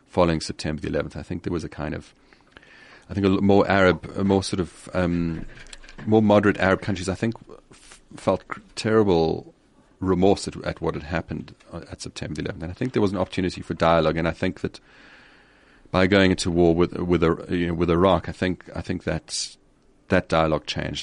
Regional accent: Johannesburg, Gauteng, South Africa; also born or lived in Zimbabwe / KwaZulu-Natal / United Kingdom / Paris, France; I was born in Zimbabwe. We moved to South Africa when I was about four. Um, in the, in the, just, just before the Soweto demonstrations. Uh, grew up in Joburg

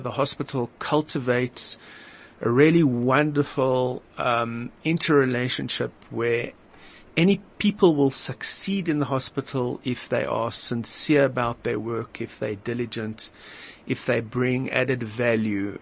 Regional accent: Delmas, Mpumalanga, South Africa; moved away as an adult; also born or lived in Benoni, South Africa; now in Israel; I was born in Delmas in the Eastern Transvaal

